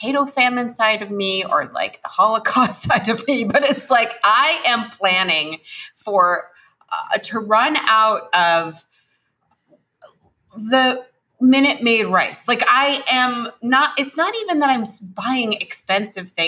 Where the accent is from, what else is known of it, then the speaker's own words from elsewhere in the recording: New York City, New York, United States; I grew up in New York City.